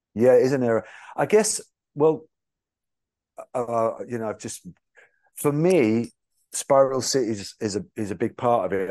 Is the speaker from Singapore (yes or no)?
no; England, United Kingdom; I'm from England